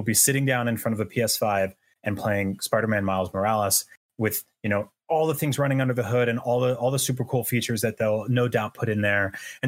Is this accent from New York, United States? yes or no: yes; New York City, New York, United States; I grew up like around New York City. I lived in New York City for several years.